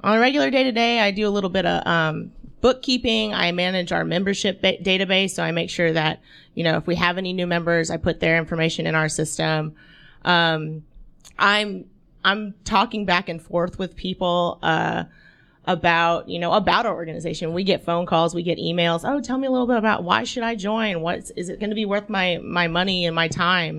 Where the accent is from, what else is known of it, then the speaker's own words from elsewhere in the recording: Franklin, Tennessee, United States; moved away as an adult; also born or lived in Florida; now in Chattanooga, United States; I grew up in Franklin, Tennessee.